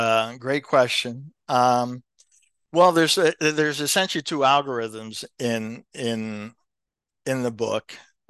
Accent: Elizabeth, New Jersey, United States; And I did my career for the most part back at my public, where I grew up in the Elizabeth Public Schools.

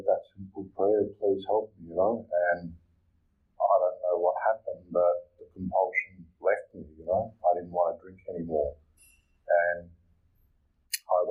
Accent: Malaysia; moved away; also born or lived in Liverpool; I'm from Malaysia

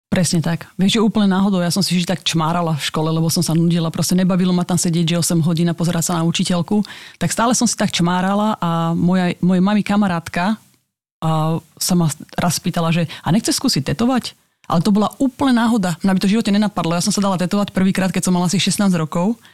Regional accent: Slovakia; now in Bratislava, Slovakia; to je malinká dedinka, odkiaľ som

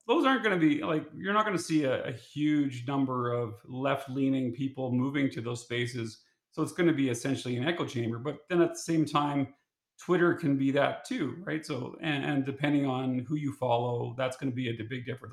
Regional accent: Saskatchewan, Canada; growing up in Saskatchewan

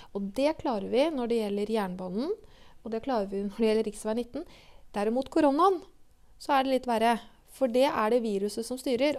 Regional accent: Norway; jeg har vokst opp på Refsnes

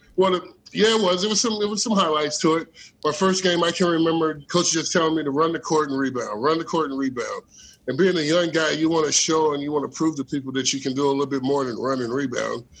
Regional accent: Elkhart, Indiana, United States; I grew up in, uh, you know, Elkhart and South Bend area

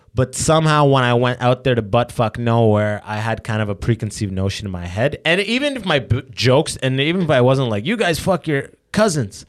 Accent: London, Ontario, Canada; I grew up in London

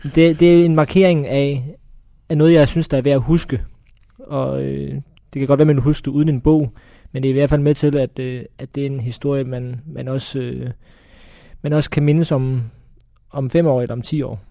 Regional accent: Odense, Southern Denmark, Denmark; jeg er fra Fyn, det er ikke nogen hemmelighed, og det er heller ikke nogen hemmelighed, at jeg er vokset op på Odense Stadion

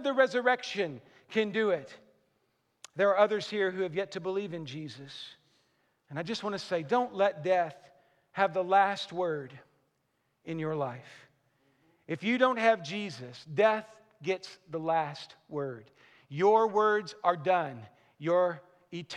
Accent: Western Kentucky, United States; I'm from Western Kentucky

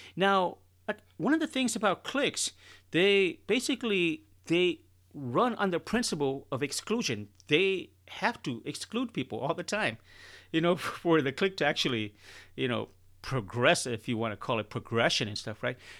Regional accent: Chicago, Illinois, United States; now in Texas, United States; I'm originally from Chicago

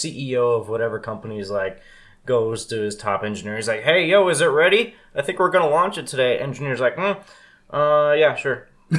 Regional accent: United States; I'm American. Through and through.

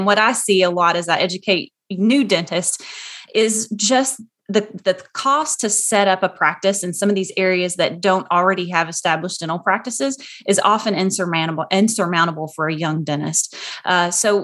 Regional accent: Muhlenberg County, Kentucky, United States; My aunt, Janie Colton, worked with the extension office in my hometown of Muhlenberg County, Kentucky

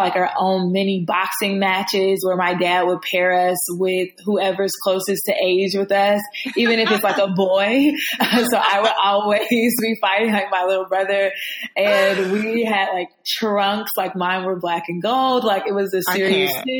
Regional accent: Atlanta, Georgia, United States; I was born and raised in Atlanta

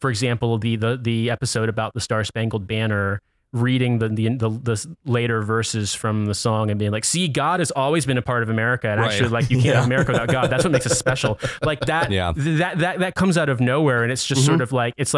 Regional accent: Indiana, United States; now in London, United Kingdom; I'm from Indiana

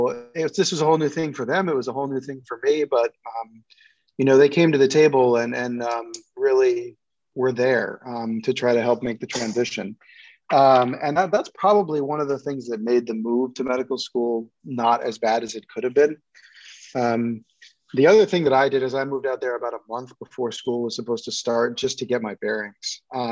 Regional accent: New York City, New York, United States; I grew up in New York City and we'd moved around a lot when I was a kid.

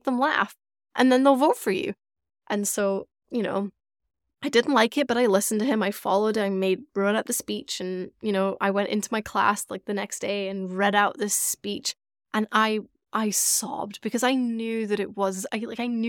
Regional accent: Scotland, United Kingdom; I grew up in Scotland. I grew up in the UK

